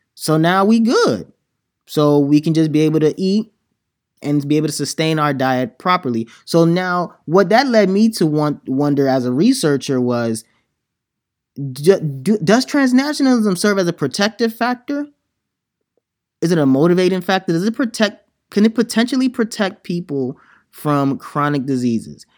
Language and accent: English; Nigeria; as a Nigerian